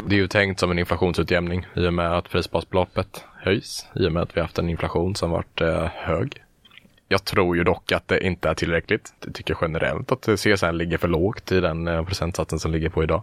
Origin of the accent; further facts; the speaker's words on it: Halmstad, Halland County, Sweden; moved away as an adult; now in Gothenburg, Sweden; Jag är från början från Halmstad. Där mm. bodde jag under, ja, tills jag blev 18.